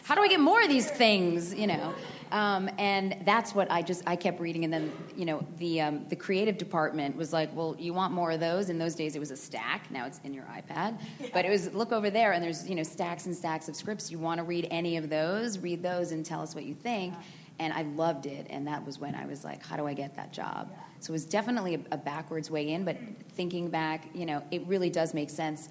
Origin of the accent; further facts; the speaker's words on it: Massachusetts, United States; moved away as an adult; also born or lived in Los Angeles; I grew up in Massachusetts